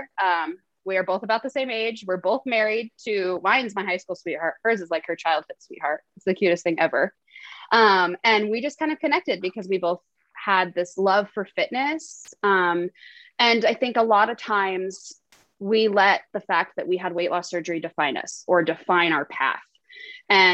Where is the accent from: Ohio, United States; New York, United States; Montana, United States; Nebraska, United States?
Montana, United States; Billings; I am born and raised in Billings, Montana. I still live here